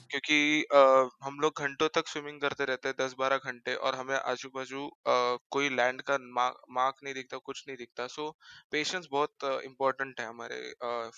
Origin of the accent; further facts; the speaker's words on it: Mumbai, Maharashtra, India; born and brought up in Mumbai only